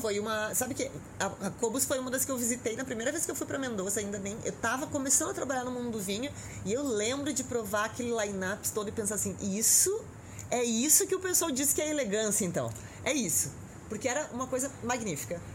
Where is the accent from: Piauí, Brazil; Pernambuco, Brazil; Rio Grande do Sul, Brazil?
Rio Grande do Sul, Brazil; now in São Paulo, Brazil; eu que sou do Rio Grande do Sul, que vem daquele inverno que é com muita chuva, cheguei aqui